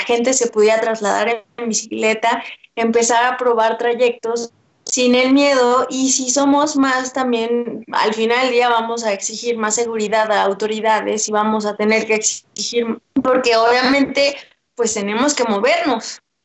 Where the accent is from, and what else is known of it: Mexico